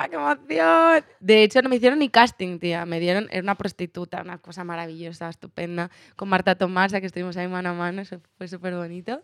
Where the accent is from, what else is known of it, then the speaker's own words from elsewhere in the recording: Barcelona, Catalonia, Spain; moved away; yo soy de Barcelona